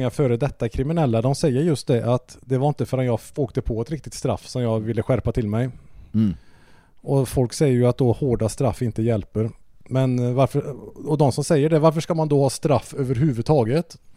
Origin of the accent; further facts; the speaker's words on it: Hjärtum, Västra Götaland, Sweden; jag är ju från Hjärtum